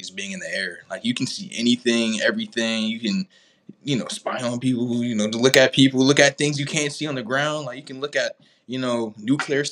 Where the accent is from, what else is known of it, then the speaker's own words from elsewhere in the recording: Georgetown, South Carolina, United States; I'm from Georgetown, South Carolina, which is right in between Myrtle Beach and Charleston, South Carolina